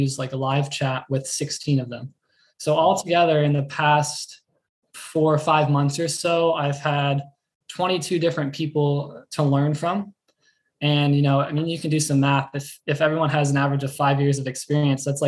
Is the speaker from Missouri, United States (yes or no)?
no; Central Florida, United States; I grew up in Central Florida, you know, just a little bit north of Orlando